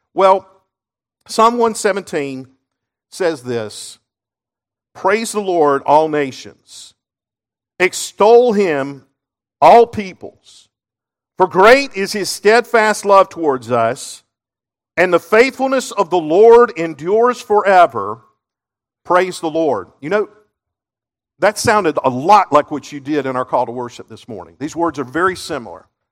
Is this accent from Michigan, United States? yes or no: no; Seneca, South Carolina, United States; I grew up in Seneca, just up the road here.